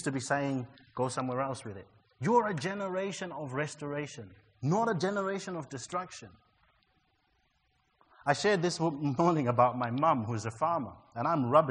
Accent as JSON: {"language": "English", "country": "Zimbabwe", "tie": "born or raised there", "said": "growing up in Zimbabwe in a place where I was born in a white area"}